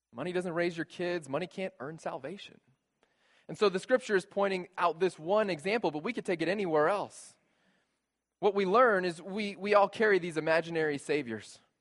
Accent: San Antonio, Texas, United States; moved away; I grew up Catholic in San Antonio, Texas

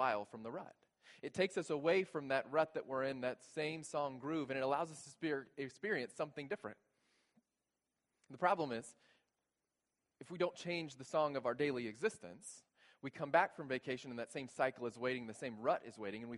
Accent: South Texas, United States; I grew up in South Texas, a very white family

